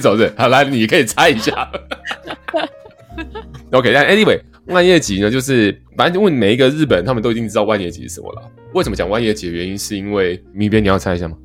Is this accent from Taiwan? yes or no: yes; Taiwan; 对我们台湾人来讲也是